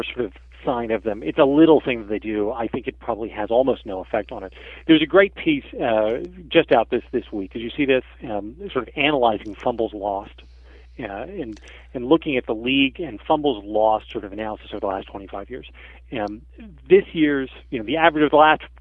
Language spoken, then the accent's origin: English; Philadelphia, Pennsylvania, United States; I'm from Philadelphia, where we hate everybody